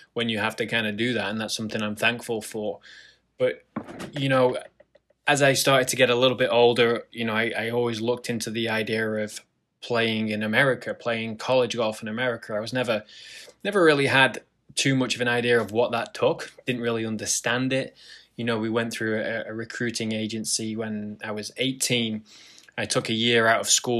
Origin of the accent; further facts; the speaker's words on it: Lytham St Annes, North West England, United Kingdom; moved away; I grew up in a town called Lytham St. Anne's